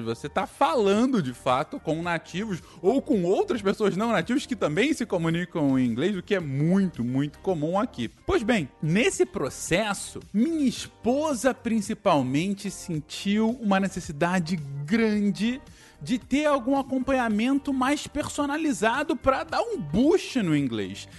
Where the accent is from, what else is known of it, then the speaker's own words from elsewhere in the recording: Brazil; moved away as an adult; now in Canada; como brasileiro que somos, quando a gente é imigrante